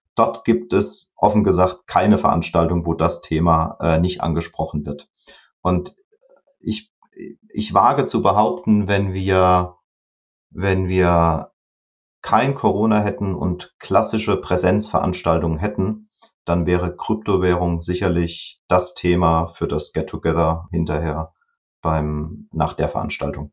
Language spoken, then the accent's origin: German; Rhineland-Palatinate, Germany; Als Pfälzer